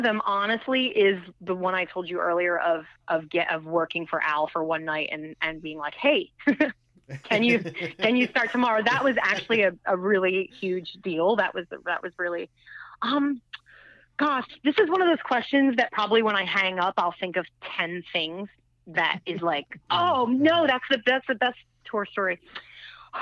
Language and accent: English; United States; as an American